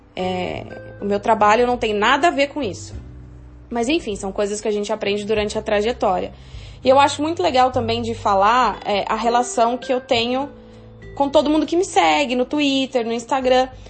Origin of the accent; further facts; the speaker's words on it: São João da Boa Vista, São Paulo, Brazil; moved away; Sou de São João da Boa Vista